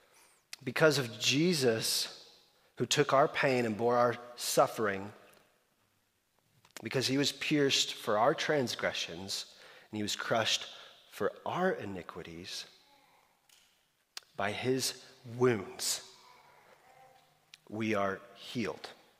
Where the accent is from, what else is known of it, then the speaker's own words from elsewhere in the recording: Slovakia; I grew up in Eastern Europe. And so the history of specifically Slovakia, Czechoslovakia, is dear to me. And there's this where I grew up.